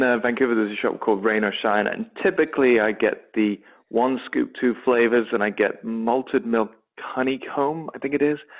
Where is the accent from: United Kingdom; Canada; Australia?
United Kingdom; England; The accent from my hometown is actually very close to a Scottish accent.